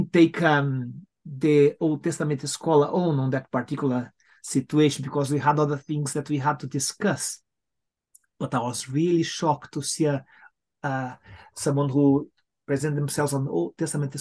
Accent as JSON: {"language": "English", "country": "Brazil", "moved": "as an adult", "lives_now": "United Kingdom", "said": "I come from Latin America, as you said, from Brazil"}